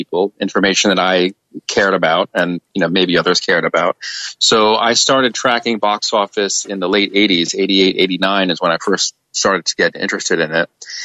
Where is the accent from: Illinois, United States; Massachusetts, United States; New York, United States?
New York, United States; being a New Yorker.